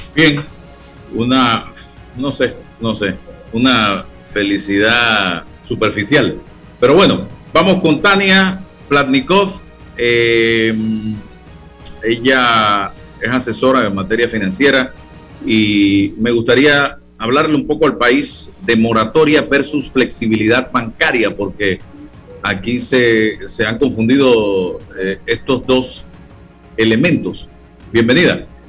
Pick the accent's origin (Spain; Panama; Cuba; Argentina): Panama; como panameño